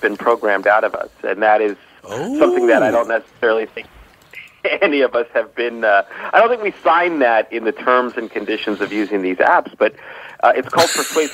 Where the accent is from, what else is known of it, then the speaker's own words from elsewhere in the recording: Los Angeles, California, United States; Originally from Los Angeles.